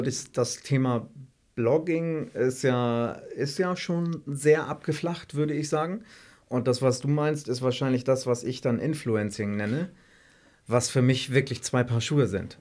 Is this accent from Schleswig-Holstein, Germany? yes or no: yes; Elmshorn, Schleswig-Holstein, Germany; Ich komme ja aus Elmshorn ursprünglich oder noch aus dem Dorf bei Elmshorn, ungefähr 35 Kilometer von Hamburg